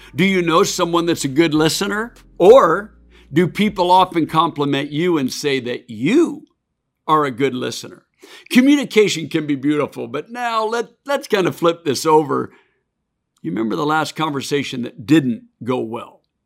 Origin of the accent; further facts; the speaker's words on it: Oregon, United States; my home state of Oregon